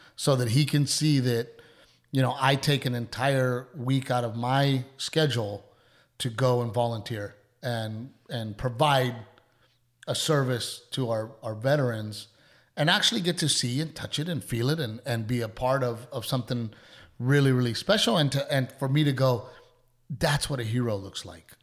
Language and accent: English; Portland, Texas, United States; growing up in Gregory Portland